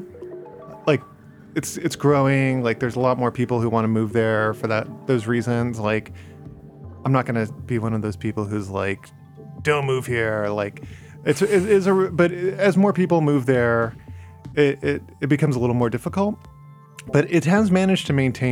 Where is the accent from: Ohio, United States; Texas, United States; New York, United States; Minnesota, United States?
Texas, United States; also born or lived in Chicago; now in Portland, United States; I was originally from Texas